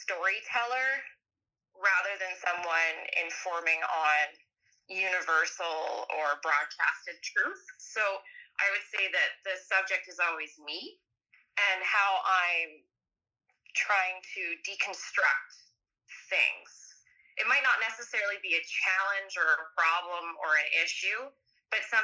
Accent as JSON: {"language": "English", "region": "Saskatchewan", "country": "Canada", "tie": "born or raised there", "said": "I'm from Saskatchewan. I was born in a small town"}